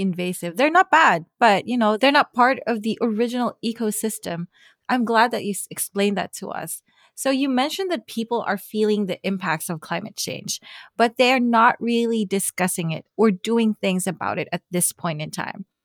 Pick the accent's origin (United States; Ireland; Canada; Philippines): Philippines; I come from the Philippines, a developing country.